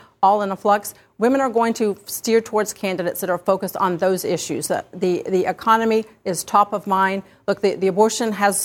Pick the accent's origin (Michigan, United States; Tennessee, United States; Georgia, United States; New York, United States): Georgia, United States; I'm from Georgia, I'm a Georgia Bulldog